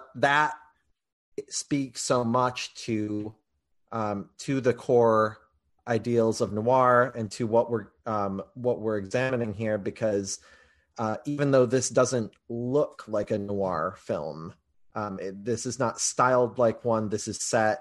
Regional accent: Grand Rapids, Michigan, United States; my hometown of Grand Rapids

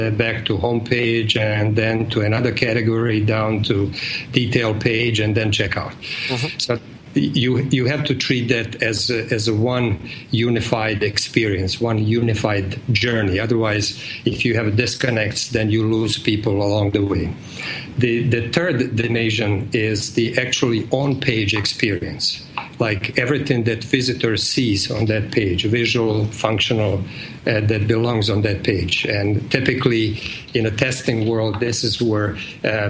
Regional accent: Bosnia & Herzegovina; accent: Eastern European; English is a second language; moved away as an adult; now in United States; I'm originally from Bosnia and came to States in 85

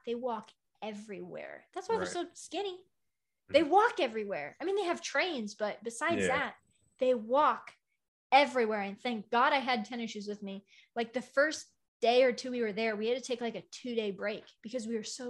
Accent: United States; I'm American

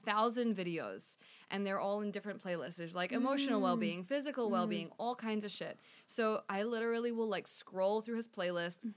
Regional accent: New Zealand; I grew up in New Zealand.

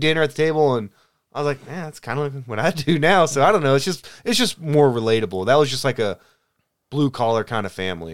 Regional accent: the South, United States; I'm from the South

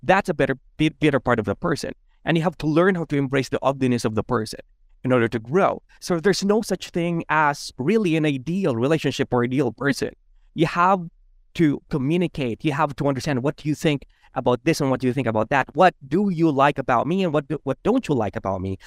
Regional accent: Philippines; I grew up as a Filipino

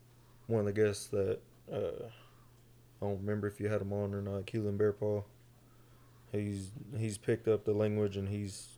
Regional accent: Sapulpa, Oklahoma, United States; also born or lived in Okmulgee, Oklahoma; now in Tulsa, United States; I was born in Omogi way back when. And it's classified. I grew up in Sepulpa. Now I reside in Tulsa. Uchi Creek and Cherokee, but I follow Uchi Way.

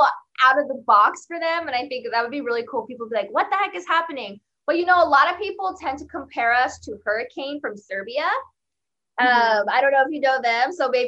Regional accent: California, United States; we're from California

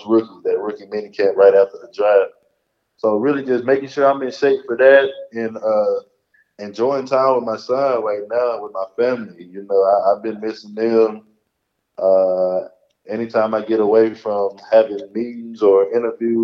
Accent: North Texas, United States; I grew up about an hour and a half away from where the Dallas Cowboys play every Sunday, right here in North Texas

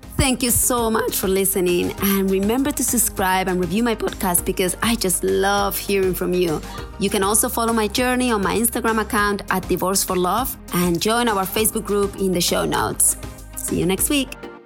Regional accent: Spain; moved away; growing up in Spain

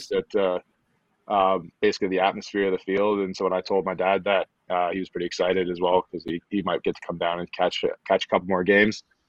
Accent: Stittsville, Ontario, Canada; moved away as an adult; also born or lived in Atlanta; from Stittsville, Ontario. So it's just a, a small town just outside of Ottawa, just inside Ottawa, depending on who you ask. Mm-hmm. Um, yeah, that's where I grew up playing rugby and playing hockey

